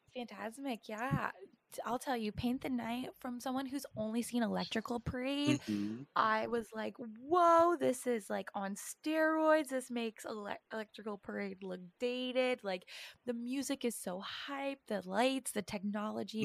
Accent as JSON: {"language": "English", "region": "East Coast", "country": "United States", "moved": "yes", "said": "I was from East Coast"}